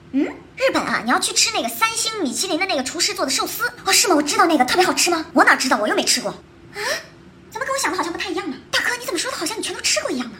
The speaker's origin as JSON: {"language": "Chinese", "region": "Shanghai", "country": "China", "said": "作为一个上海人"}